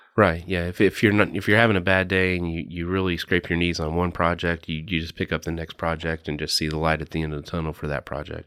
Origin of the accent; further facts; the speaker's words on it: Lexington, Kentucky, United States; I grew up here in Lexington, went to Taste Creek, went to U K